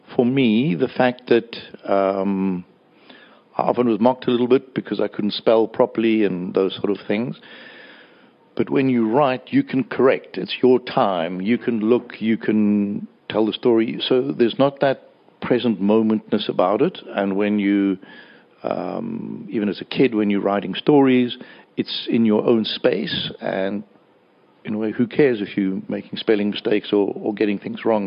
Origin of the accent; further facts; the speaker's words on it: Johannesburg, Gauteng, South Africa; I was brought up in Hillbrow